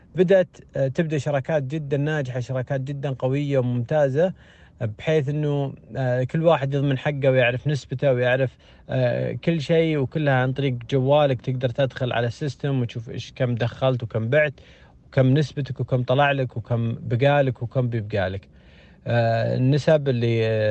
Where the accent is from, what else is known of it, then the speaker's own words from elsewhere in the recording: Saudi Arabia; عندنا في السعودية